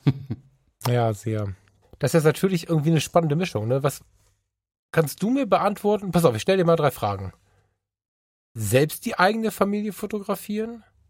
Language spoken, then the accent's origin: German; Düsseldorf, North Rhine-Westphalia, Germany; Ich als Düsseldorfer